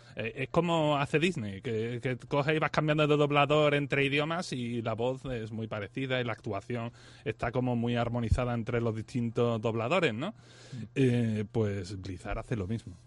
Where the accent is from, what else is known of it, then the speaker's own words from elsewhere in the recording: Spain; yo que soy español